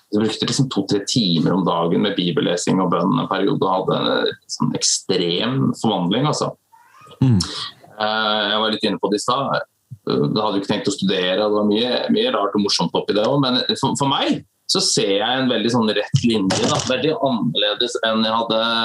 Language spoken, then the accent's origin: Norwegian; Skien, Telemark, Norway; also born or lived in Stavanger / United States; født og oppvokst i Skien, bor i Skien